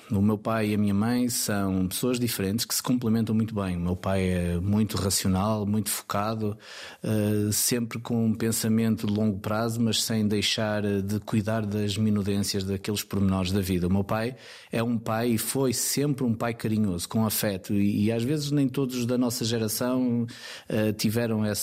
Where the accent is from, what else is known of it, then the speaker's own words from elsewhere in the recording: Lisbon, Portugal; born there; Nasci em Lisboa. Eu nasci numa altura que, hum, onde era mais fácil encontrar emprego em Lisboa. Eu nasci em 75.